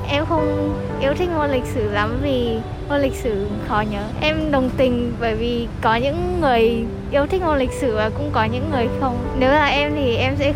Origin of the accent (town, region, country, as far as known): Vietnam